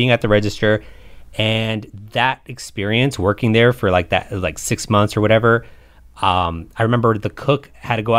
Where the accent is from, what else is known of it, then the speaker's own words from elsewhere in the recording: Culver City, California, United States; I grew up in Culver City